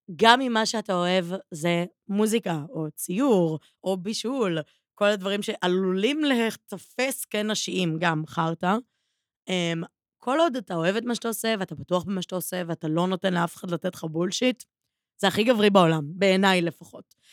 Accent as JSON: {"language": "Hebrew", "town": "Givatayim", "region": "Tel Aviv District", "country": "Israel", "tie": "born or raised there", "said": "אני גדלתי בבית ספר בגבעתיים"}